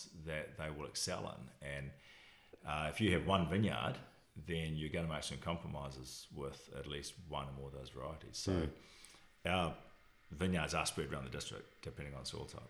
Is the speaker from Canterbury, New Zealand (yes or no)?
no; Alexandra, Otago, New Zealand; born or raised there; also born or lived in Dunedin